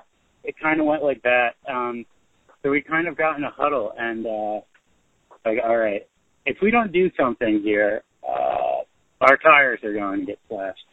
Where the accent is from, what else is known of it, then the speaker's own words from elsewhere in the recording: Carteret, New Jersey, United States; my hometown of Carteret